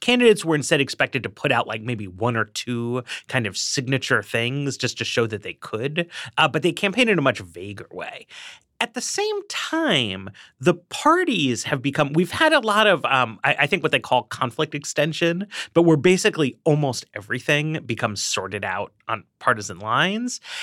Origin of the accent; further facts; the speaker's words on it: New York, United States; now in Washington, D.C., United States; I grew up in Manhattan.